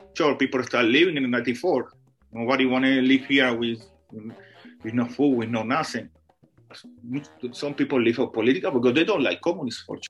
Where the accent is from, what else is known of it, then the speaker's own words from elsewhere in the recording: Havana, Cuba; English is a second language; moved away as an adult; now in Canada; I'm from Havana, Cuba, and I'm a professional dance instructor for almost 30 years. I moved to Canada in 2006